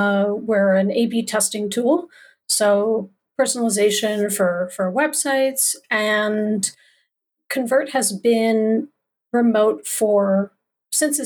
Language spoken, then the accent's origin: English; Canada; I am one Canadian